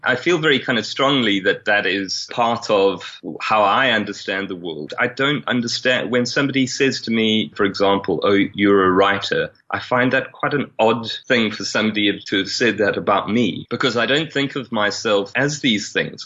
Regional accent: South Africa; moved away; also born or lived in England; being white South African coming from a, a Catholic family, but having grown up an atheist and having Irish heritage

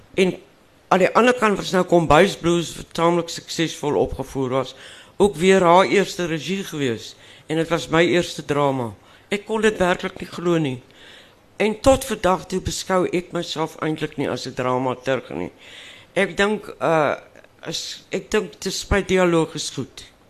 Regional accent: Western Cape, South Africa; first language Afrikaans; ek het nou natuurlik in die Kaap groot geword

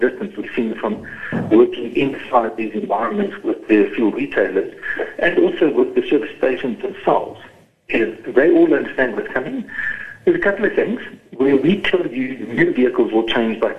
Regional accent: East London, Eastern Cape, South Africa; moved away; I grew up in East London, in the Cambridge area

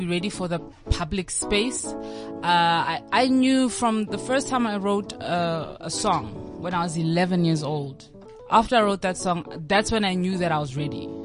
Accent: Pretoria and Johannesburg, Gauteng, South Africa; also born or lived in Mafikeng, North West, South Africa; raised in between Pretoria and Johannesburg

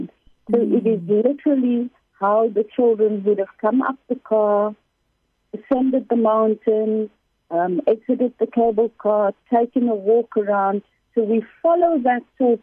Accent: South Africa; I'm South African

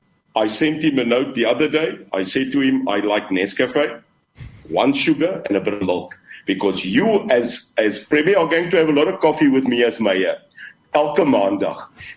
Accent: Khayelitsha, Western Cape, South Africa; I come from Khayelitsha. I know Mitchell's Plain, and I also know Bishop. I know it. Cape Town, Brett, is our city.

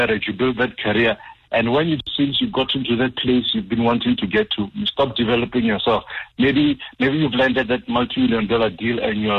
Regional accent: Limpopo, South Africa; moved away; I actually went to visit the folks, so it was extra hot because I'm from Limpopo

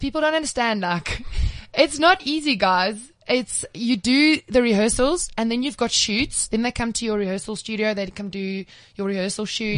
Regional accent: Cape Town, Western Cape, South Africa; I'm from Cape Town

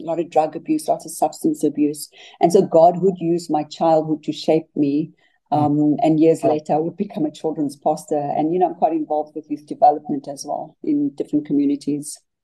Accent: Cape Town, Western Cape, South Africa; I grew up in Mitchell's Plain in the Western Cape

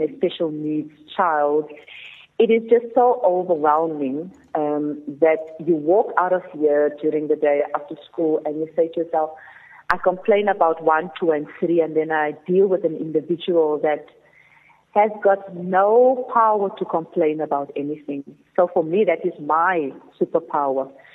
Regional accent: Cape Town, Western Cape, South Africa; growing up in the Cape Flats

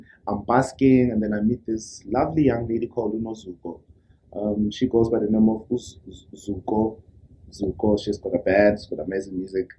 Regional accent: Soweto, Gauteng, South Africa; I was born and raised born in Soweto.

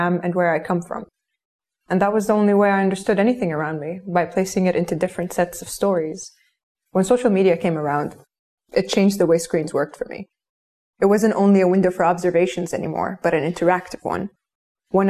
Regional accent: Kuwait; born or raised there

